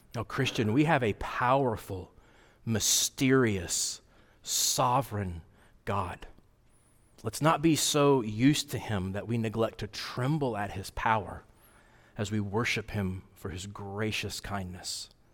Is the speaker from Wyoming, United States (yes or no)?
yes; Wyoming, United States; moved away; I grew up in Wyoming, and I like to go back every summer where my parents live